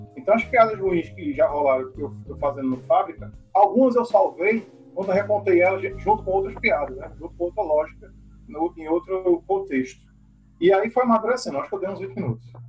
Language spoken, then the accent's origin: Portuguese; Surubim, Pernambuco, Brazil; now in Recife, Brazil; eu sou de Surubim, então eu estava longe da capital